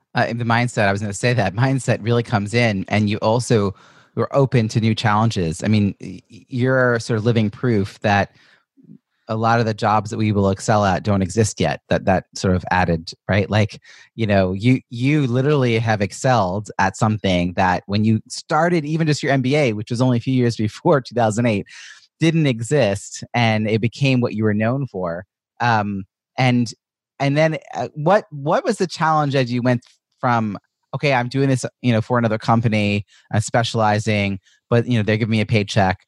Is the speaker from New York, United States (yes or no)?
yes; Long Island, New York, United States; I'm also from Long Island